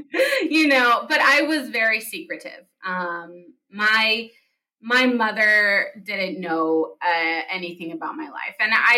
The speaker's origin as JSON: {"language": "English", "country": "United States", "tie": "born or raised there", "also_born_or_lived": "Palestine", "said": "I grew up in the United States and like I'm an American"}